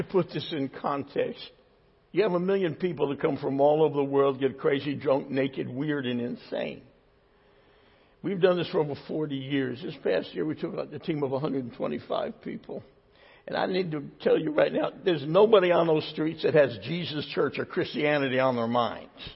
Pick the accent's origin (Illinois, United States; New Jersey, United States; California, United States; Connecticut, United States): New Jersey, United States; I'm from New Jersey